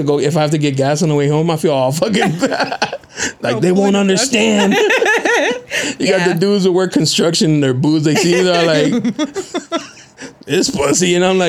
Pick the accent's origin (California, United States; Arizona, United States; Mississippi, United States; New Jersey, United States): California, United States; San Diego; I grew up on Plaza and Euclid.